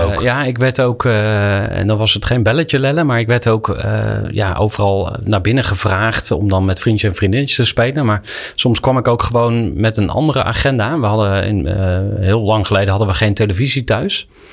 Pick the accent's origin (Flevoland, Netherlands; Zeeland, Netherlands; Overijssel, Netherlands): Overijssel, Netherlands; Kampen; moved away as an adult; Ik ben opgegroeid in Kampen te eh, zeer christelijke kampen.